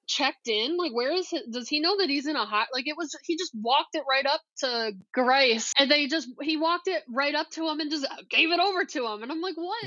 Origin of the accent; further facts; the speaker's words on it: Toledo, Ohio, United States; growing up in Toledo